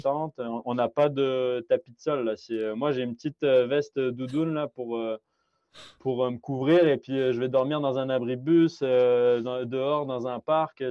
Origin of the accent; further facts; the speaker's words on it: France; moved away as an adult; now in Quebec, Canada; je suis d'origine de, France